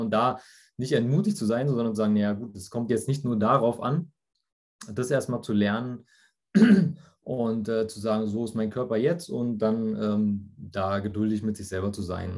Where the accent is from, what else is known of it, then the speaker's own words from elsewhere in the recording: near Frankfurt, Hesse, Germany; ich komme aus der Nähe von Frankfurt